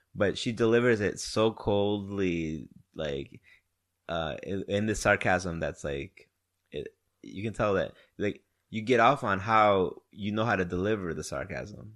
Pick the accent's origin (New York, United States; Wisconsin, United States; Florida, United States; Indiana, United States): Wisconsin, United States; now in Houston, United States; I'm from Wisconsin